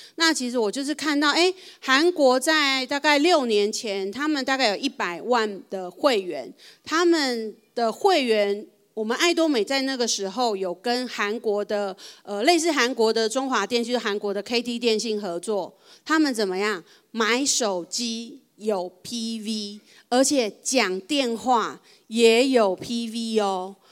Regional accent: Taiwan

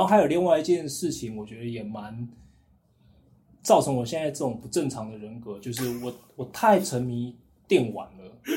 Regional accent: Taiwan; 我是来自台湾

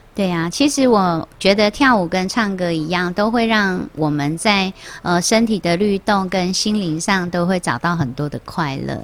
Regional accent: Taiwan; 我们台湾人有很多的艺术的气息跟细胞

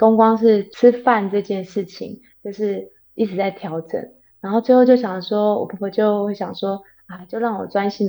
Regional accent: Taipei, Taiwan; moved away as an adult; now in Taichung, Taiwan; 我是台北人，从小到大都是住在台北，然后是跟跟跟我先生结婚以后，其实刚开始我们都还是在台北住一个房子，

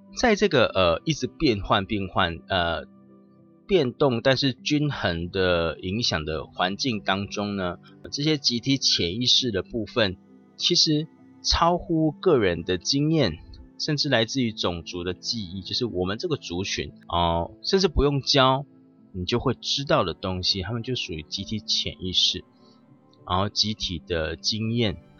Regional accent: Taiwan; 我们台南人都会讲吼、嘿、大、吼，但是语言的部分，但我们台湾人就是会这么讲话。

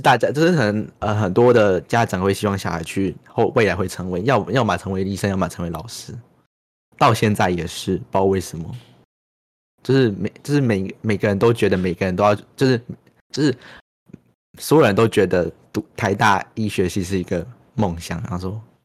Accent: Chiayi, Taiwan; 像我们身在嘉义，好像 也困得很好啊，我觉得家也很棒

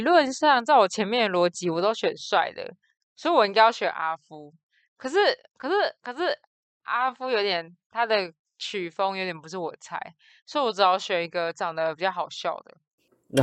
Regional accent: Taipei, Taiwan; 我就是也是一个货真价实的天龙国人，就是身份证字号 A 开头的

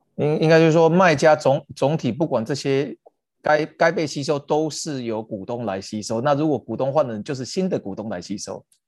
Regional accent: Taiwan; 那我们台湾这边最近有没有一些可以分享？

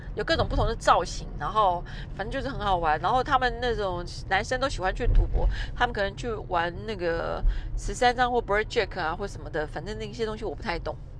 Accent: Taiwan; 两个日本人跟两个台湾人这样搭配，刚好大家可以用自己的母语在沟通。

